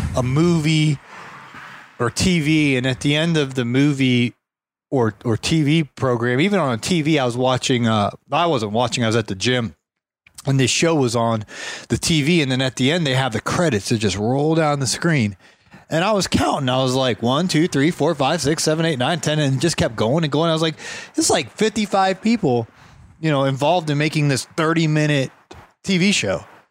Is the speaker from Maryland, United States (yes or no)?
no; Ohio, United States; I grew up in Ohio